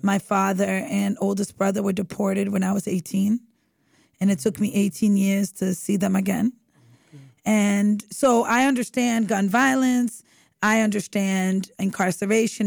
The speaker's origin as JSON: {"language": "English", "town": "Boston", "region": "Massachusetts", "country": "United States", "tie": "born or raised there", "said": "I'm born and raised in this city."}